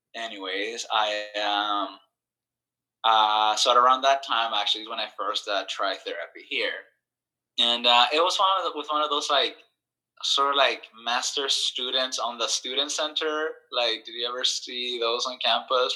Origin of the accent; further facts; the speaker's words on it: El Salvador; I grew up in El Salvador, and uh, I went to the same school from uh, uh grade one to uh, grade 12th